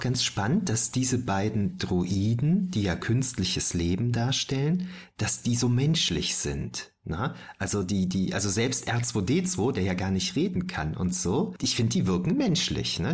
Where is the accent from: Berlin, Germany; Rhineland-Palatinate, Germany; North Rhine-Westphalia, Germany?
North Rhine-Westphalia, Germany; Düren; Ich bin ja aus Düren, bei uns gab es sowas nicht.